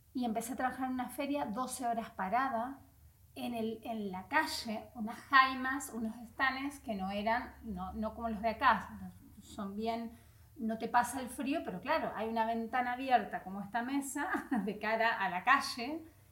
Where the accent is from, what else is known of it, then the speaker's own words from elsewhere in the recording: Vera, Santa Fe, Argentina; moved away as an adult; now in Spain; yo soy de Vera, Santa Fe, el norte de Santa Fe